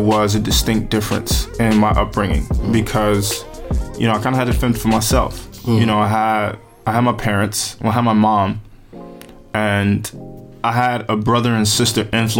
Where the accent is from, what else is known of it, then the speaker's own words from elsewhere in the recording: Paterson, New Jersey, United States; Oh, man. Paterson is as real as it gets.